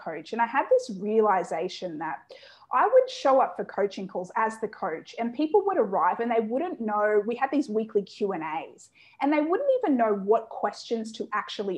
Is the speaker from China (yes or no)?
no; Australia; I was born and raised in Australia